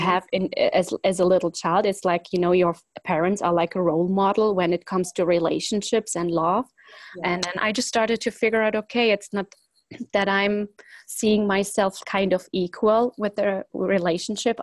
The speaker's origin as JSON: {"language": "English", "country": "Germany", "tie": "born or raised there", "also_born_or_lived": "Poland", "said": "originally I was born in Poland, and but we, let's say when I was 2 or 3 years old, we moved to Germany, and it was me and the whole family"}